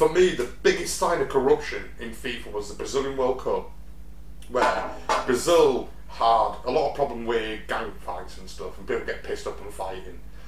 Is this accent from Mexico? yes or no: no; England, United Kingdom; as an Englishman